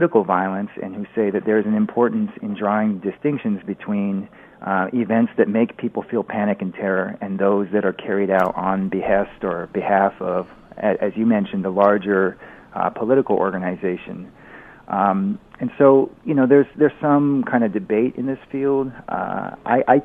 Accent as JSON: {"language": "English", "country": "United States", "moved": "yes", "said": "as an American expat"}